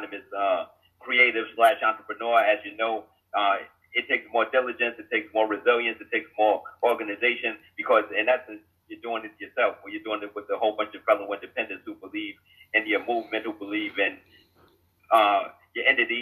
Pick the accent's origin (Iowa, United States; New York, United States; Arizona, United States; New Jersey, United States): New Jersey, United States; Jersey City; I'm from Jersey City, New Jersey.